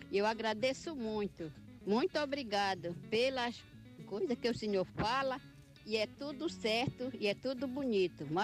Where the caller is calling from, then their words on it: Alter do Chão, Pará, Brazil; Aqui sou a … Nós também é, escuta o seu programa, é muito legal. Nós somos daqui do Alter do Chão.